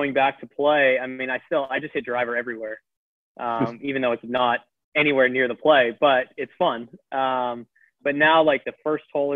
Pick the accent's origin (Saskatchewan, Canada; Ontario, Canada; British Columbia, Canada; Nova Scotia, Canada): British Columbia, Canada; Abbotsford; Him and I grew up in the same town about 10 minutes apart